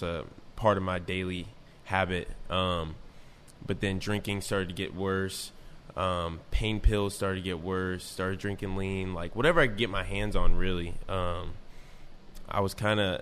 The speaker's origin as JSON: {"language": "English", "town": "North Manchester", "region": "Indiana", "country": "United States", "tie": "born or raised there", "also_born_or_lived": "South Bend, Indiana", "said": "I didn't want to stay in my hometown anymore. And so that's when I left my small town of North Manchester"}